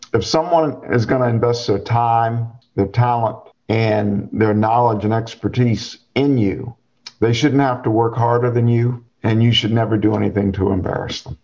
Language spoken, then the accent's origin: English; Charlotte, North Carolina, United States; now in Chapel Hill, United States; I grew up outside of Charlotte, North Carolina, one of nine children, grew up on the farm